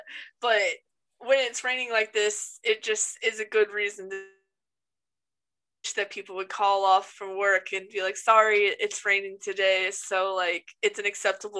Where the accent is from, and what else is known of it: United States